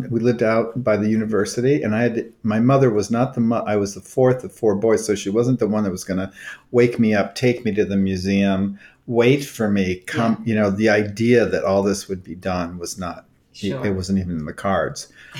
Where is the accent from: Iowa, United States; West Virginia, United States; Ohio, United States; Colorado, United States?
Ohio, United States; Toledo; moved away as an adult; also born or lived in Davis, California / Cleveland, Ohio / New York City; I actually was raised in Ohio. I was born in Davis, California.